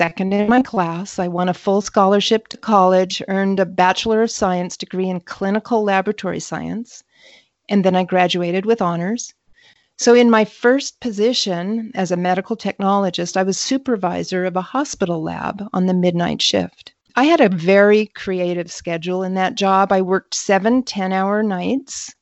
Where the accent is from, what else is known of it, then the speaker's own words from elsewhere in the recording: northern Michigan, United States; I grew up mostly in the Midwest in northern Michigan